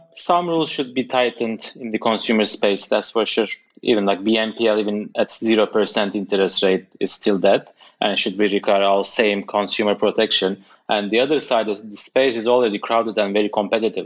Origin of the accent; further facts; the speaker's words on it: Turkey; now in United Kingdom; I'm coming from Turkey, working in the UK